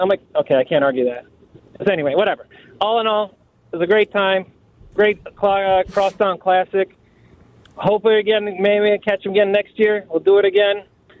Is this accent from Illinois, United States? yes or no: yes; Chicago, Illinois, United States; I grew up in Chicago. Grew up on Humboldt Park, North Avenue, Pulaski. Those are my grounds.